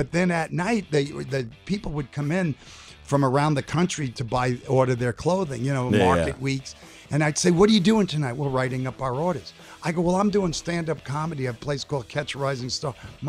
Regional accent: New York City, New York, United States; Remember, growing up in New York City

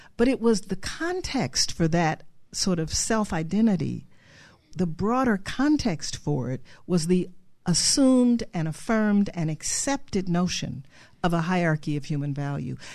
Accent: Cleveland, Ohio, United States; I grew up in Cleveland, Ohio

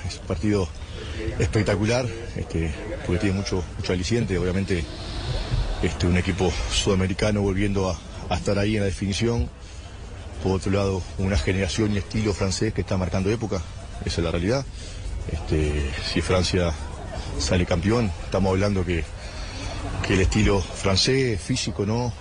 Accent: Uruguay; como sudamericano y como uruguayo también

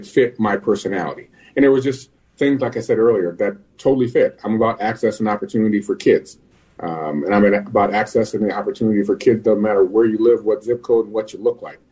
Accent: Minnesota, United States; I was born and raised in Minnesota, and I come from a family of educators

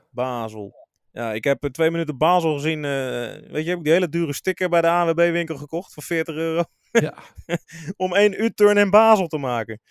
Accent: Rotterdam, South Holland, Netherlands; als Rotterdammer met een kleine voorliefde voor Feyenoord

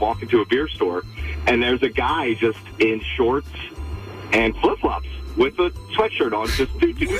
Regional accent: Maryland, United States; I'm from Maryland.

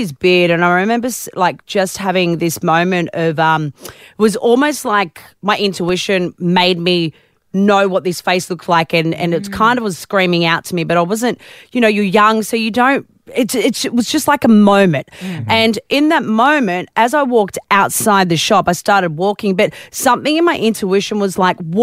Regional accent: Newcastle, New South Wales, Australia; now in Melbourne, Australia; I grew up in Newcastle. I know all about the newy weather

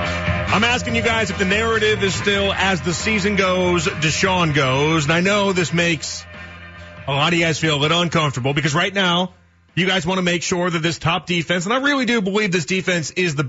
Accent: Chicago, Illinois, United States; now in Cleveland, United States; It's a bad part of my childhood because I'm from Chicago. And if you're born in 89, like I'm born in 89, right?

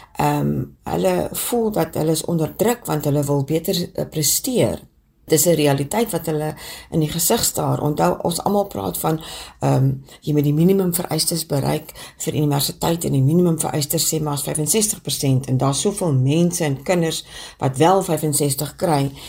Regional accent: Vredendaal, Western Cape, South Africa; also born or lived in Stellenbosch; now in Kuils River, South Africa; Ek is gebore op Vredendaal, maar bly al vir 'n geruime aantal jare in die Wes-Kaap en heuidiglik in Kuilsrivier.

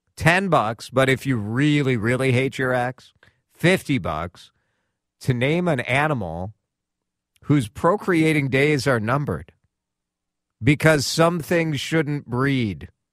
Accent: Maple Grove, Minnesota, United States; my hometown

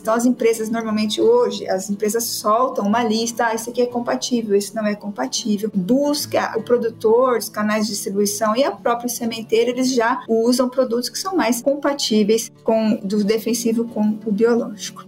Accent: Londrina, Paraná, Brazil; É 43, sou de Londrina

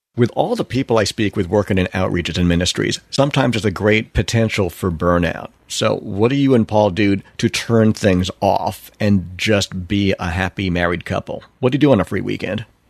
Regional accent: Long Island, New York, United States; growing up in New York on Long Island

